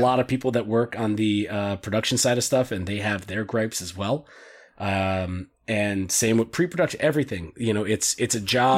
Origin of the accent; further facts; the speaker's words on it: United States; I'm an American